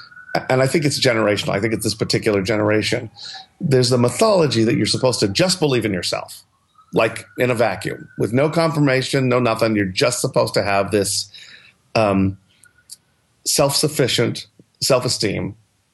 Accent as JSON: {"language": "English", "town": "New York City", "region": "New York", "country": "United States", "tie": "born or raised there", "also_born_or_lived": "Los Angeles", "moved": "as an adult", "said": "I grew up in New York City, so it's always been home"}